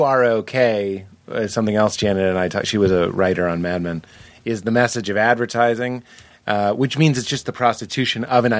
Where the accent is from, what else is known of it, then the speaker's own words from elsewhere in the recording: Boston, Massachusetts, United States; I had never considered myself from Boston. Like, I am from Boston, but like, when I got divorced, suddenly I was from Boston.